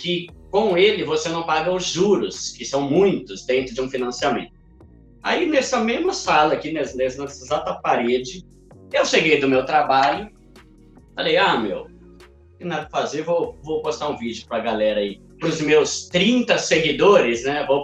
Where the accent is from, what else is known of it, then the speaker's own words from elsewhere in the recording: São Paulo, Brazil; E galera, eu sou paulista, né? Sou de São Paulo, tenho 36 anos.